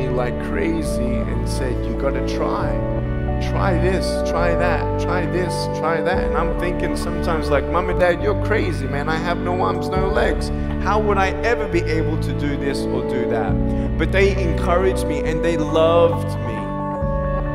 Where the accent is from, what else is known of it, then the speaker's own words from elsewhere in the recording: Australia; now in Los Angeles, United States; I'm from Australia.